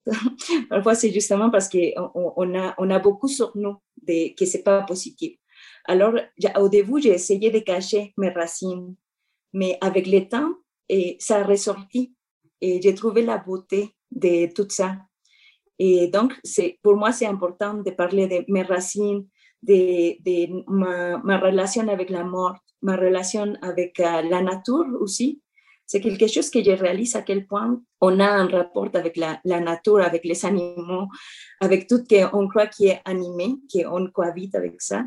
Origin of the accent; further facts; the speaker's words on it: Mexico; French is a second language; moved away as an adult; now in Montreal, Canada; j'ai grandi au Mexique